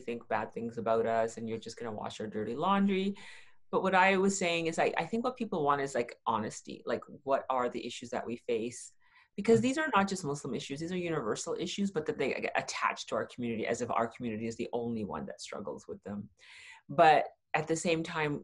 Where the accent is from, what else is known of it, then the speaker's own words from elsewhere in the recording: Toronto, Ontario, Canada; moved away as an adult; also born or lived in Saskatchewan; I grew up in Toronto.